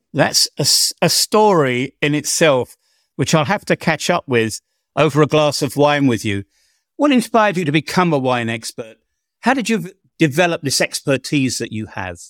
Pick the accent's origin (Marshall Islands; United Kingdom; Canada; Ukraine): United Kingdom; England; I'm an Englishman